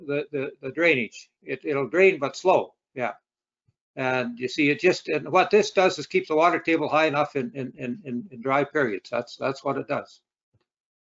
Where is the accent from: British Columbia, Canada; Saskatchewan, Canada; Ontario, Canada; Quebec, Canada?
Saskatchewan, Canada; Rosetown; I was raised in the Rosetown country near Milden